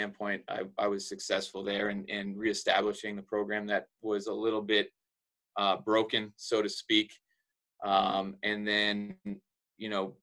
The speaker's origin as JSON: {"language": "English", "country": "Canada", "tie": "born or raised there", "also_born_or_lived": "Florida", "moved": "as an adult", "lives_now": "Laredo, United States", "said": "I was born and raised in Canada"}